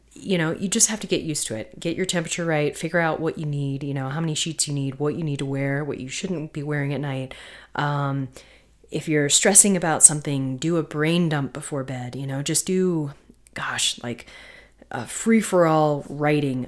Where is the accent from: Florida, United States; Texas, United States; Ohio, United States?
Florida, United States; also born or lived in North Carolina; growing up in Florida and North Carolina